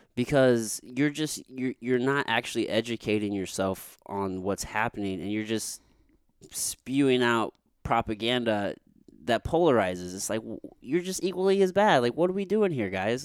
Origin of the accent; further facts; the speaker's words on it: Jefferson City, Missouri, United States; growing up in Jeff City, my friend and I, we would just smoke weed and just drive backwoods roads